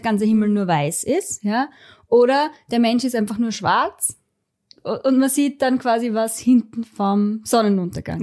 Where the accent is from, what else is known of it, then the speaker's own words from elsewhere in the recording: Styria, Austria; bei uns in der Steiermark